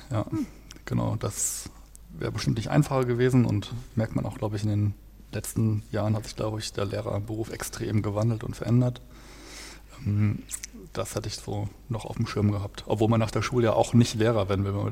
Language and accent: German; Detmold, North Rhine-Westphalia, Germany; den habe ich auch in der Kirchengemeinde gemacht, in meiner Heimatstadt, wo ich herkomme, in Detmold.